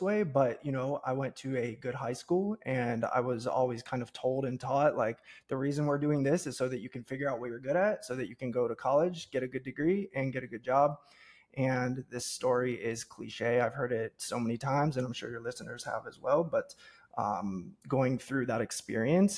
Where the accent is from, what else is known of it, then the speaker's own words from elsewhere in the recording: Cincinnati, Ohio, United States; born and raised in the Midwest, so I grew up in Cincinnati, Ohio